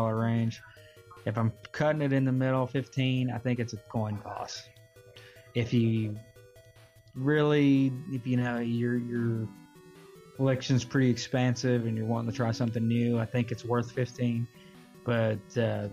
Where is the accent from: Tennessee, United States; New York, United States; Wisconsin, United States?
Tennessee, United States; Loudon; also born or lived in Knoxville, Tennessee; now in Lexington, United States; I grew up in Loudoun and, Knoxville